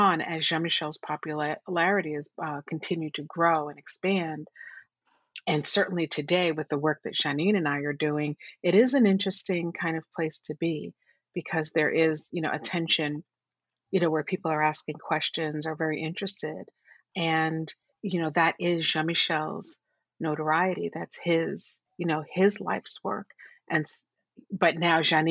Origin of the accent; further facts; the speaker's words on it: New York City, New York, United States; also born or lived in Puerto Rico; we grew up in Borough Hill, Brooklyn